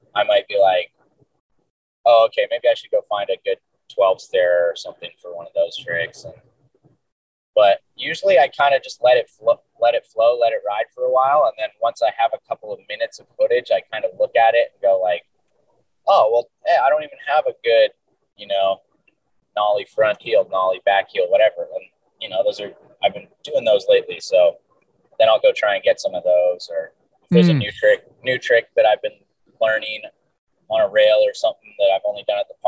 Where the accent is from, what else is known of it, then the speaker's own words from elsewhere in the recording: Delta, British Columbia, Canada; also born or lived in Huntington Beach, California; now in Dana Point, United States; I was born just outside of Vancouver, just kind of like in the suburbs